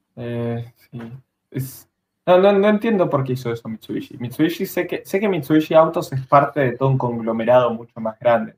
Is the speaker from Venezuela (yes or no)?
no; Bariloche, Río Negro, Argentina; yo soy de Bariloche, yo no soy de Capital.